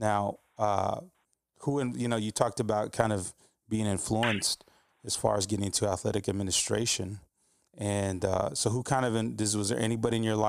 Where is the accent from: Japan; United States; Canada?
United States; Texas; as a Texan as well, myself